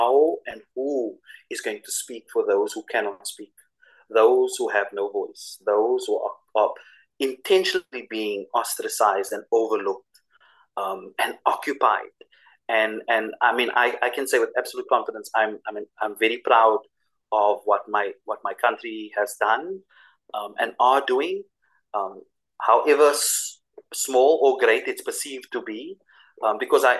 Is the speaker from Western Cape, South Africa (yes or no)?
yes; Cape Town, Western Cape, South Africa; for us as South African people, for us as South African Christians